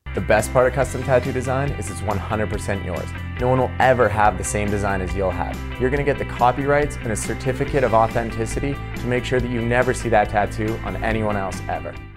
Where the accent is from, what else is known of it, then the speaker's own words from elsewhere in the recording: Creston, British Columbia, Canada; now in Burlington, Canada; I'm from Creston, B C. now residing in Burlington, Ontario.